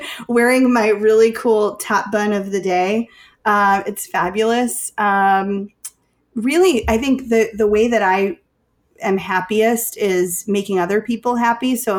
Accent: Chicago, Illinois, United States; I'm from Chicago

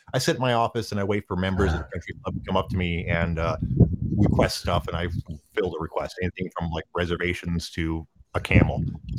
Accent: Midwest, United States; accent: heavy Midwestern; from what I've been told, I have a pretty heavy Midwestern accent.

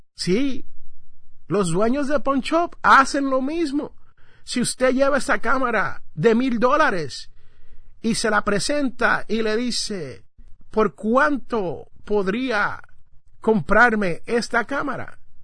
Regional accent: San Juan, Puerto Rico; en el barrio donde yo me crié, en Santurce, Puerto Rico, específicamente Barrio Obrero

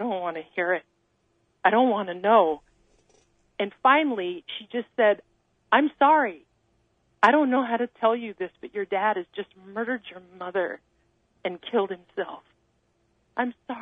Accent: near Mount Shasta, Northern California, United States; I grew up in the mountains of Northern California, not far from Mount Shasta

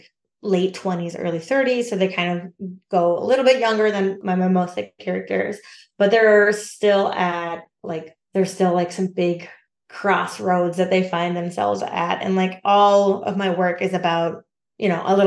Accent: Alaska, United States; moved away; also born or lived in Minneapolis; my hometown up in Alaska.

